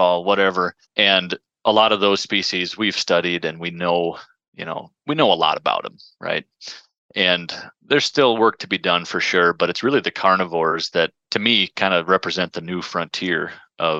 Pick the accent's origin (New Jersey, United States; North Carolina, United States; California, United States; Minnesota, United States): Minnesota, United States; moved away as an adult; also born or lived in South Dakota; now in northern Wisconsin, United States; I grew up in Minnesota, and so we had pheasants literally out our back door